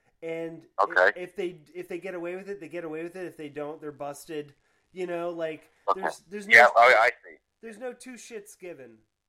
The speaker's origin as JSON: {"language": "English", "region": "Florida", "country": "United States", "tie": "born or raised there", "also_born_or_lived": "New Hampshire (Manchester, Goffstown)", "lives_now": "Gainesville, United States", "said": "growing up in Florida as a punk rocker in the 80s"}